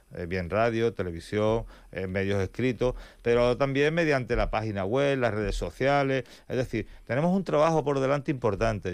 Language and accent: Spanish; Campo de Gibraltar, Andalusia, Spain; somos el campo de Gibraltar, yo lo llevo con orgullo